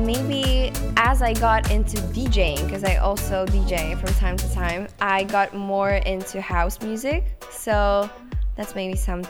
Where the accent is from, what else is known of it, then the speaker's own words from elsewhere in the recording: Szczecin, West Pomeranian Voivodeship, Poland; I was actually 13 when I wrote my first song. I was living in Poland in Szczecin, which is like my hometown, and that's pretty much how it started.